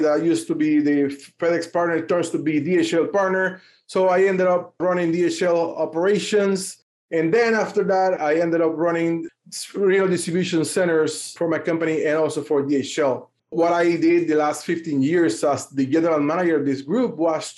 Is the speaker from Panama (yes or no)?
yes; Panama; I'm from Panama. Born and raised in Panama, and I've been here all my life.